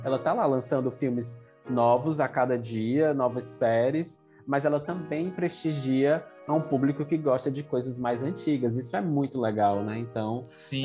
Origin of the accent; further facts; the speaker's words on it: Fortaleza, Ceará, Brazil; Eu sou de Fortaleza, Ceará.